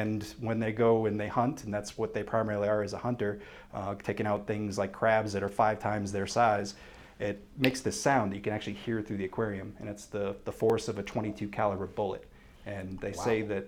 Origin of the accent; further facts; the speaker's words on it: Andover, Massachusetts, United States; moved away as an adult; also born or lived in Vermont / New Hampshire; now in Colorado, United States; I am from Andover, Massachusetts, which is about 20 minutes north of Boston